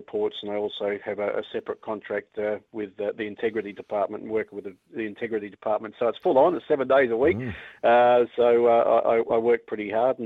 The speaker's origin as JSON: {"language": "English", "town": "Brisbane", "region": "Queensland", "country": "Australia", "tie": "born or raised there", "also_born_or_lived": "Victoria, Australia", "moved": "as an adult", "lives_now": "Invercargill, New Zealand", "said": "I was born in Brisbane"}